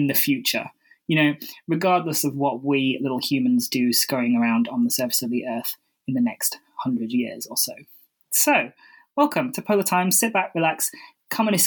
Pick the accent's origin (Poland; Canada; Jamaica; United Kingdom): United Kingdom; I'm British